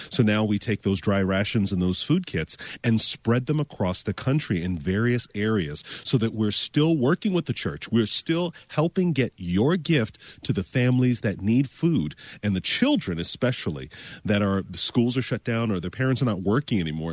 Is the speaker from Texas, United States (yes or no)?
no; Florida, United States; I'm from Florida.